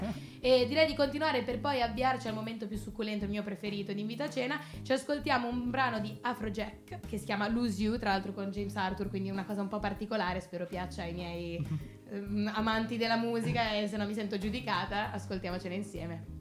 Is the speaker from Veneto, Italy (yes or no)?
no; Genoa, Liguria, Italy; genovese come me